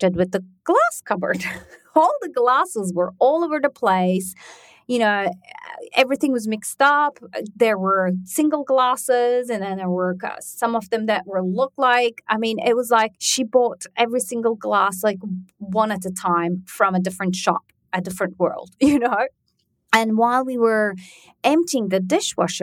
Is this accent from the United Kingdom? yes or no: no; Turkey; moved away; I grew up in Turkey